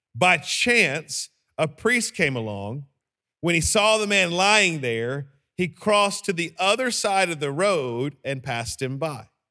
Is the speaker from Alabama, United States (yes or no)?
yes; Birmingham, Alabama, United States; I am from Birmingham, Alabama.